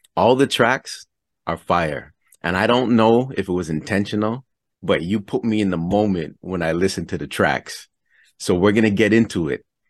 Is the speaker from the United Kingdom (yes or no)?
no; Toronto, Ontario, Canada; I'm from Toronto, Canada.